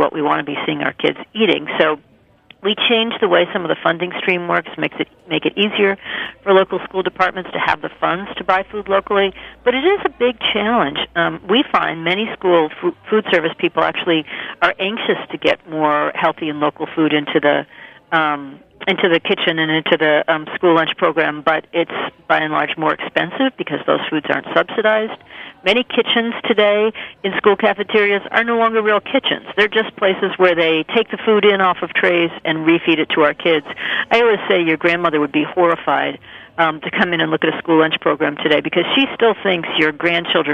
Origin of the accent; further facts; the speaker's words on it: Minnesota, United States; now in Maine, United States; I grew up in Minnesota